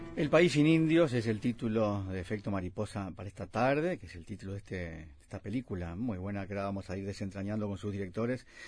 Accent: Uruguay

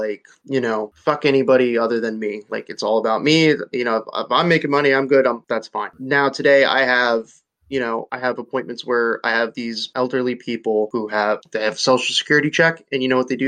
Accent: Nazareth, Pennsylvania, United States; moved away as an adult; also born or lived in Reading, Pennsylvania; I came from Nazareth, went to a, like very wealthy, like I went to school, like college with very wealthy people

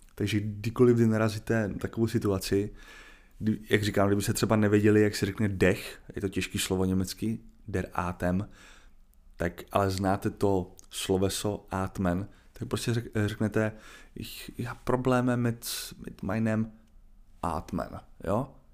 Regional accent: Czechia; já mám dvě možnosti jako Čech

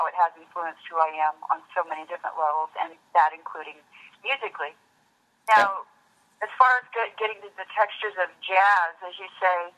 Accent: Kansas, United States; moved away as an adult; now in San Francisco, United States; Kansas, well, it's where I grew up. It's where I lived all of my life until, 18 on up

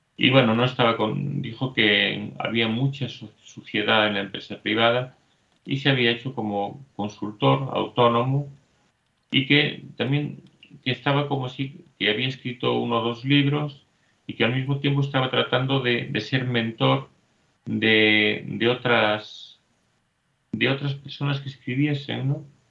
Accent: Spain; Soy español

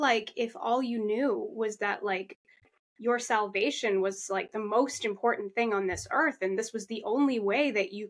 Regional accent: Massachusetts, United States; I grew up in the Massachusetts foster care system

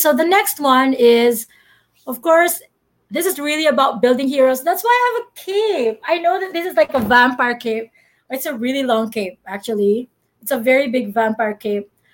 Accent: Philippines; I'm Filipino.

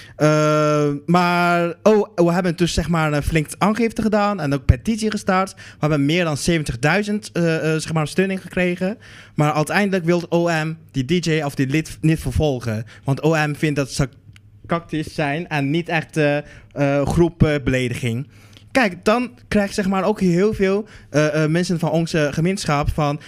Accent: Netherlands; ik kom uit, ik kom uit Nederland.

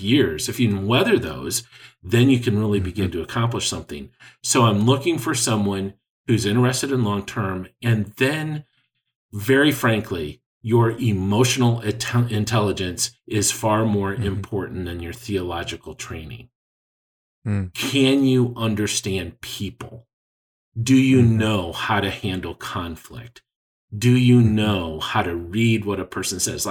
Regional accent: Lansing, Michigan, United States; I grew up in Lansing, Michigan

